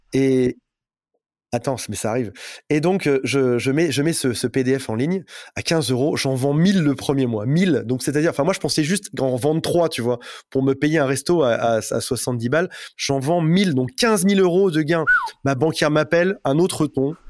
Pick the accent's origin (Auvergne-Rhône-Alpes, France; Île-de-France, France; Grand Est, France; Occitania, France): Grand Est, France; Metz; je viens de Metz